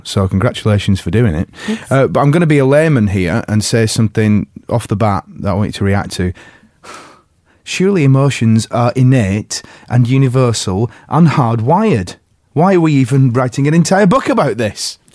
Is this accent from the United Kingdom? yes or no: yes; England, United Kingdom; as an English person